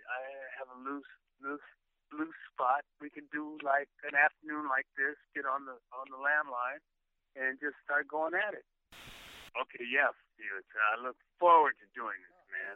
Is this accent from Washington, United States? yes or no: yes; Seattle, Washington, United States; moved away as an adult; I was born in Seattle, Washington, up at Columbus Hospital in 1949. I was born and raised there.